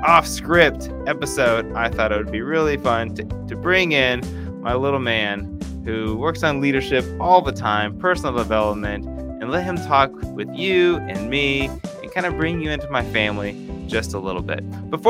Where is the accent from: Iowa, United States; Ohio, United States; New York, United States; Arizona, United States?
Ohio, United States; Fairborn; my hometown, Fairborn, Ohio.